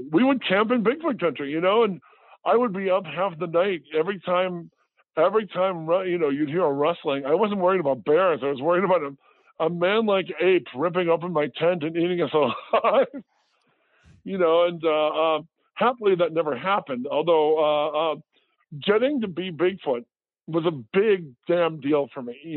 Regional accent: Midwest, United States; I, as a child, my family growing up in the Midwest, my parents took us to every state, uh, like 47 out of 50 states we'd go camping in.

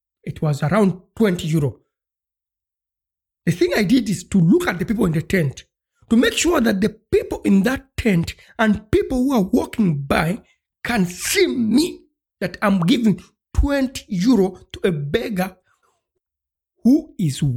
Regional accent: Uganda; moved away; I come from Uganda and I'm African.

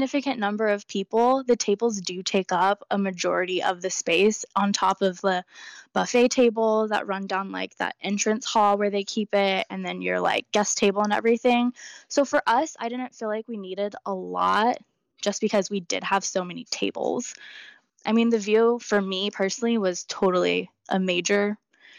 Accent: California, United States; I'm from California

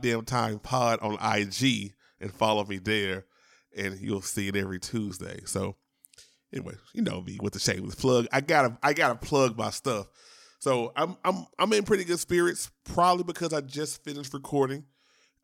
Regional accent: Shreveport, Louisiana, United States; I am from Louisiana. Shout out to Shreveport

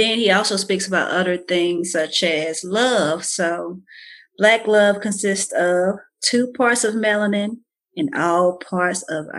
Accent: Bolton, Mississippi, United States; growing up in Bolton, Mississippi.

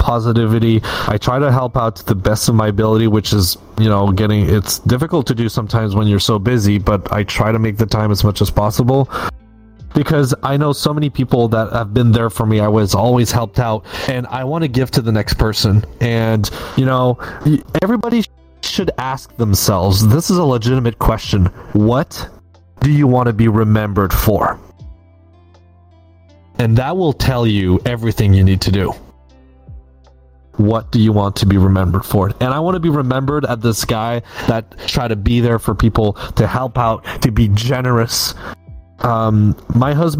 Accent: Canada; Perks of being Canadian

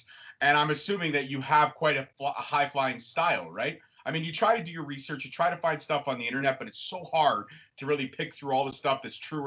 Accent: Canada; also born or lived in Ontario, Canada; I am from Canada

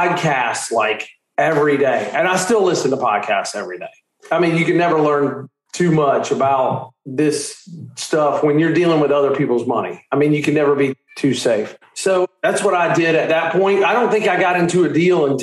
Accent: Charleston, South Carolina, United States; I'm from Charleston, South Carolina.

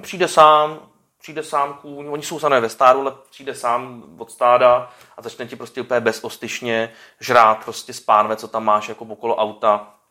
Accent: Czechia; my Češi

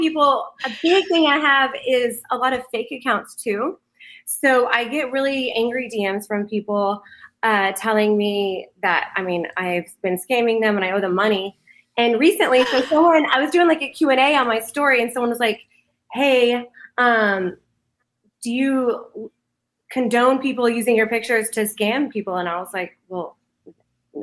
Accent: Dallas, Texas, United States; the DFW area, the whole metro, like all around the metroplex. Grew up.

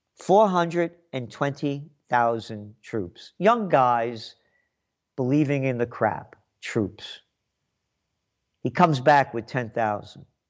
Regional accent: United States; I'm an American

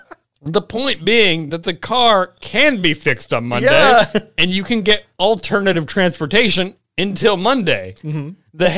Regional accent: Washington, United States; also born or lived in Tacoma; I grew up on the Olympic and Kinsack peninsulas in the state of Washington. And even when we lived in Tacoma, we lived on the outskirts.

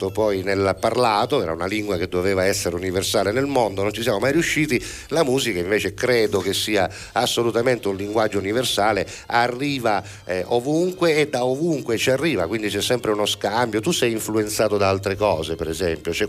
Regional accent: Alcamo, Sicily, Italy; Di, di, Alcamo, di Alcamo, eh, esatto

